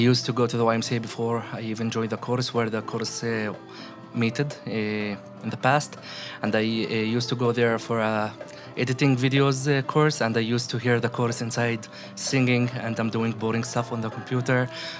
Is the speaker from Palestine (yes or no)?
yes; Jerusalem, Palestine; I'm a Palestinian. I live in East Jerusalem in Bet Hanina.